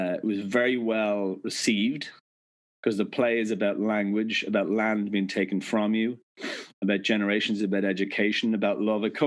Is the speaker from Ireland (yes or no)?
yes; Ireland; moved away as an adult; now in United States; as an Irish citizen, yeah, I'm a green card holder here in the United States.